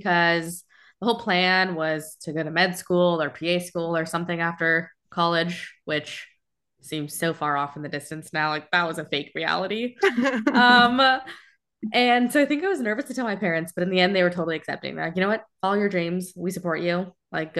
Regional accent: Florence, Tuscany, Italy; nicer than my apartment, and I have lived in Florence for, I'm from Florence.

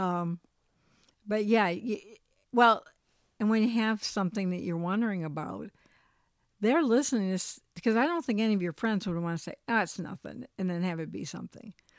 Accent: Michigan, United States; also born or lived in Colorado; we're from Michigan, but we lived in Colorado, moved back to Michigan

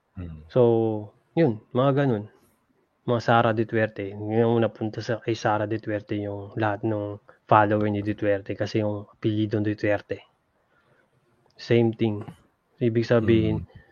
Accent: Laguna, Calabarzon, Philippines; now in United States; taga Laguna ako.

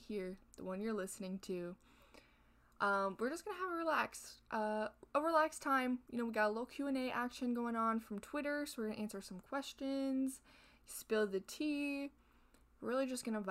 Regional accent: Canada; I'm Canadian.

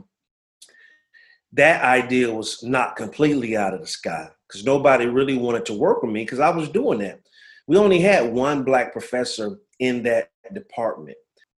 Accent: New Orleans, Louisiana, United States; As you alluded to … I'm from New Orleans, Louisiana. Son of a person who was in the military for 23 years. So we moved around a lot growing up.

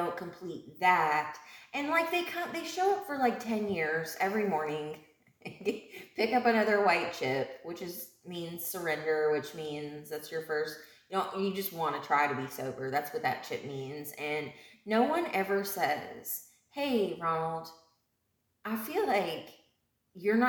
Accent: Elizabethtown, Kentucky, United States; moved away; my hometown in E-Town

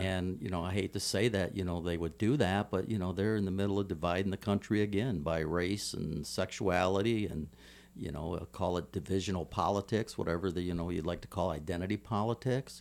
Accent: Toledo, Ohio, United States; now in Hawaii, United States; my hometown of Toledo, Ohio

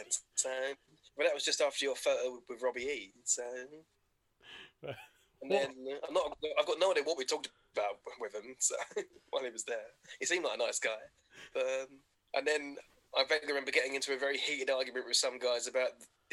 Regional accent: Bolton, North West England, United Kingdom; I don't even sound like I'm from Essex. I'm from Bolton.

